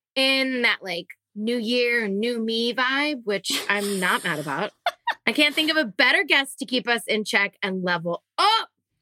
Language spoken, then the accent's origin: English; Whitehall, Pennsylvania, United States; born or raised there